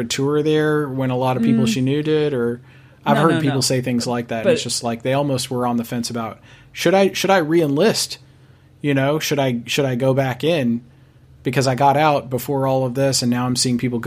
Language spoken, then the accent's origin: English; Clarksville, Tennessee, United States; My hometown, Clarksville, Tennessee, is a military town.